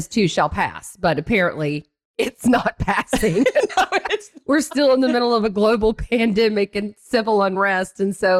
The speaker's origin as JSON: {"language": "English", "region": "Tennessee", "country": "United States", "said": "So I thought it would be good to split time between Florida and my home state of Tennessee."}